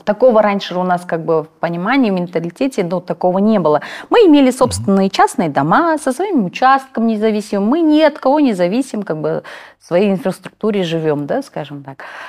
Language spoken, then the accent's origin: Russian; Kazakhstan; first language Kazakh; Russian is a second language; мы живем, родились в Казахстане, хотим развиваться в Казахстане